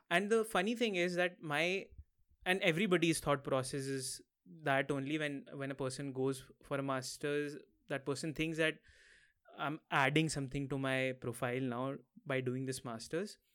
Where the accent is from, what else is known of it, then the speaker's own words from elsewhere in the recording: Lucknow, Uttar Pradesh, India; moved away as an adult; also born or lived in Mumbai, India; now in Maastricht, Netherlands; My hometown is in the north of India, somewhere near Delhi. So, I'm from Lucknow.